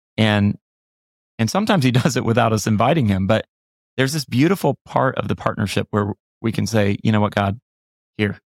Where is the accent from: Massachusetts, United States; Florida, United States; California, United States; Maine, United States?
Florida, United States; I grew up in Florida